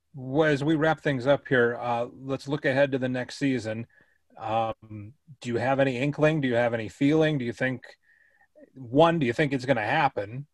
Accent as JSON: {"language": "English", "town": "Minneapolis", "region": "Minnesota", "country": "United States", "said": "I'm from Minneapolis"}